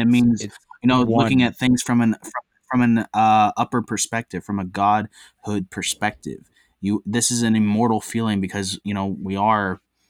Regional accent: United States; I'm a patriot. I'm an American, and I'm a human.

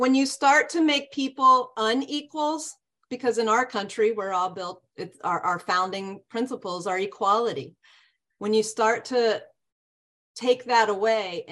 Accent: Texas, United States; moved away; I'm from Texas, born, raised, and college educated

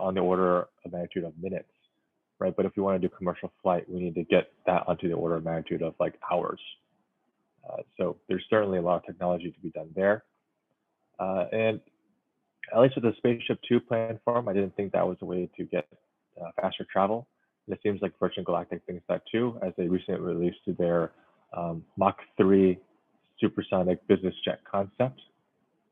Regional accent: Silicon Valley, California, United States; growing up in Silicon Valley

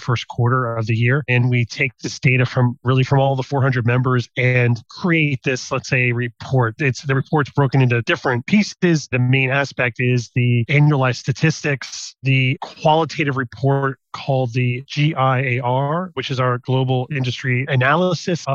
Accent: United States; moved away as an adult; now in Netherlands; I'm American, but I'm based in the Netherlands

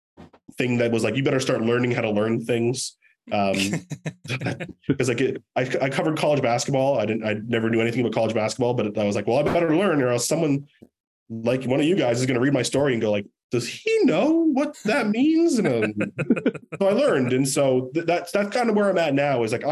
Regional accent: Toronto, Ontario, Canada; moved away; I grew up in Toronto

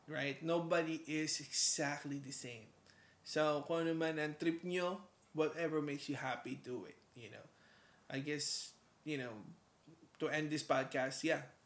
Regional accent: Ilocos Region, Philippines; now in Canada; sa mga Ilocano kasi I'm from Ilocos

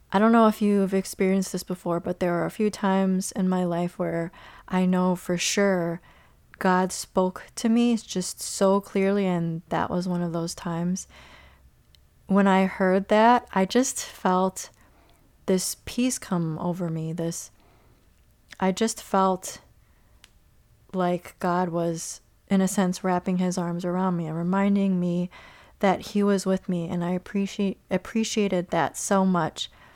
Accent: Chicago, Illinois, United States; growing up in Chicago

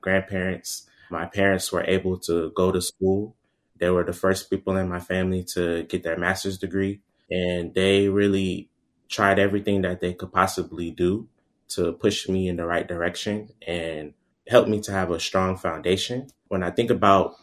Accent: Atlanta, Georgia, United States; I'm originally from Atlanta, Georgia. My family is both from the United States and historically from Jamaica as well, too

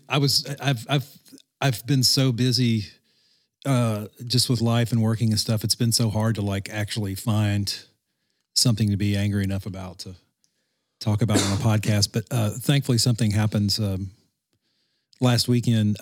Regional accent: Louisiana, United States; growing up in Louisiana

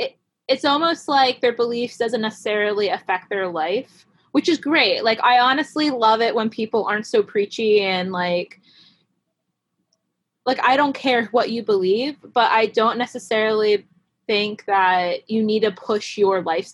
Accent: Denver, Pennsylvania, United States; also born or lived in Argentina; No, I was born in Pennsylvania.

